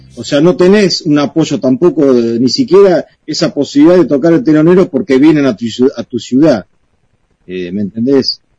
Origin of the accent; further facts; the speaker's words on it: Balcarce, Buenos Aires Province, Argentina; nosotros somos de Balcarce, del interior de Buenos Aires